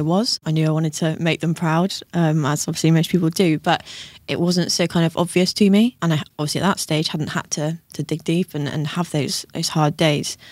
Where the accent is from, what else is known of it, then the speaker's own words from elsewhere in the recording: Tenby, Wales, United Kingdom; now in Bristol, United Kingdom; I'm actually Welsh